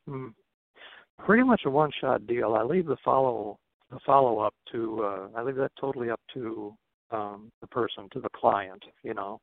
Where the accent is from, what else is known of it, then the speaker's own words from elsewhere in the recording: Nebraska, United States; moved away as an adult; now in Twin Cities, United States; I was raised in Nebraska. I lived there from age oh, like four until age 27, 28 before I moved up to the Twin Cities.